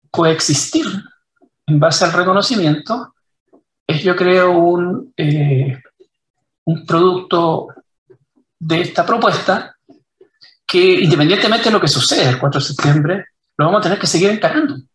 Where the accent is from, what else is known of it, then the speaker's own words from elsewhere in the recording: Chile; Que nos vamos a dividir, que ya no vamos a ser todos, que somos todos chilenos.